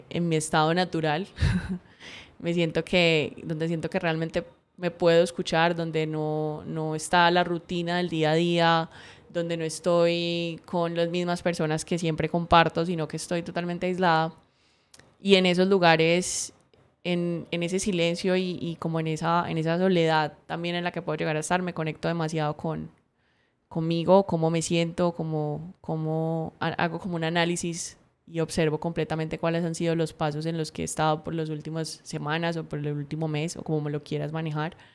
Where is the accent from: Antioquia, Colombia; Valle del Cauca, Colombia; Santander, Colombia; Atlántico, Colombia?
Valle del Cauca, Colombia; Cali; Entonces me estaba escuchando la voz súper paisa, pero no, yo soy súper caleña.